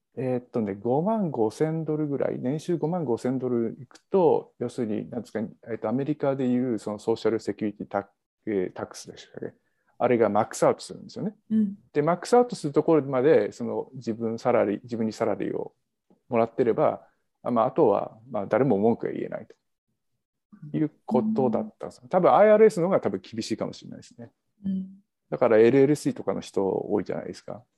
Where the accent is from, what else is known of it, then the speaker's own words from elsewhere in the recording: Kanto, Japan; accent: Kanto dialect; also born or lived in Canada; now in United States; 関東生まれ関東育ちなんで関東弁の人